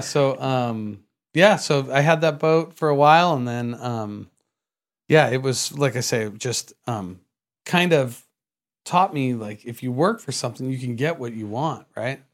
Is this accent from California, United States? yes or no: yes; San Jose, California, United States; now in Vista, United States; I was born in San Jose, uh, California